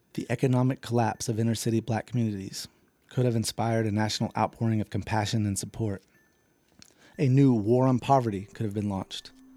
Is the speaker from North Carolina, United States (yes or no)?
yes; North Carolina, United States; now in Florida, United States; my home state of North Carolina